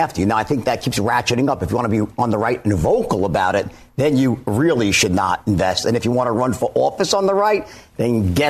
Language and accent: English; New York, United States; So as a New Yorker born and bred